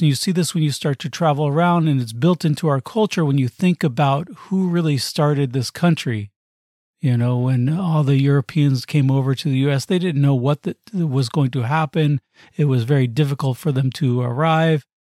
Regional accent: United States; also born or lived in Arizona / Los Angeles / New York; growing up in the U S

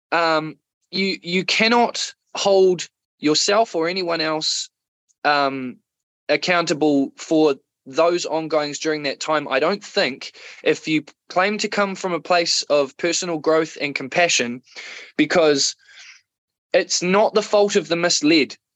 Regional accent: Otago, New Zealand; also born or lived in Wellington; a mixture of um, South Otago

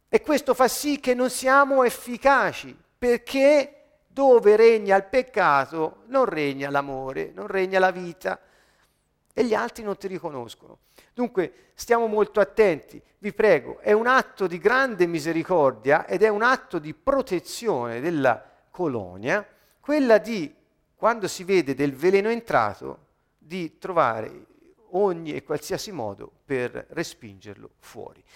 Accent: Italy; ho la cittadinanza italiana perché sono nato in Italia, sono italiano

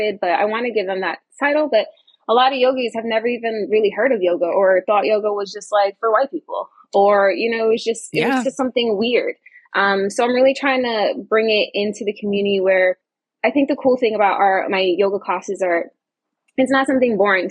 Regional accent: New York, United States; I'm from New York

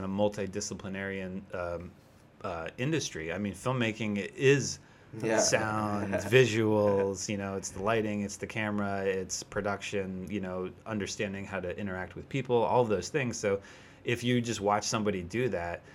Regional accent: the Poconos, Pennsylvania, United States; moved away as an adult; also born or lived in New York City; now in California, United States; I grew up in the Poconos, which is like kind of a resort area in Pennsylvania

